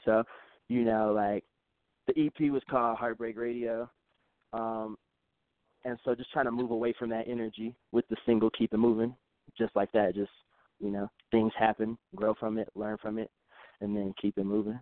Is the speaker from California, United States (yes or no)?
no; Chicago, Illinois, United States; moved away as an adult; now in Durango, Colorado, United States; I'm from Chicago originally. I'm from the South Side of Chicago